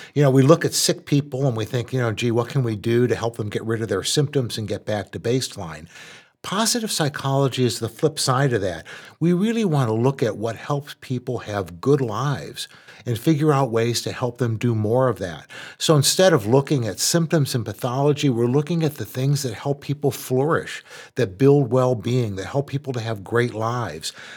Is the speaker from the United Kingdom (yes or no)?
no; Dearborn, Michigan, United States; I grew up in Dearborn, which was an all-white town